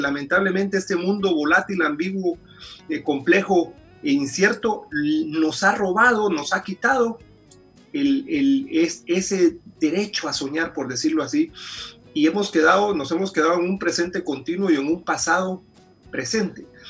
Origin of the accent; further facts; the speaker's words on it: Guatemala; moved away as an adult; now in Washington, D.C., United States; Yo originalmente soy de Guatemala, tengo 16 años de vivir aquí en, Washington, D.C.